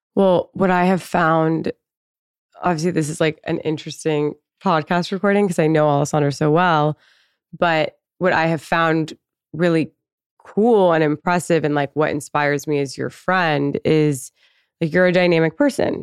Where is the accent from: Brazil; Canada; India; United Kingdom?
Canada; now in United States; I'm also Canadian